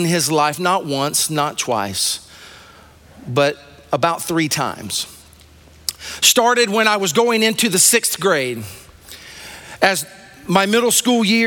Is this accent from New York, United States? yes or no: no; Sumter, South Carolina, United States; I was raised in Sumter, South Carolina.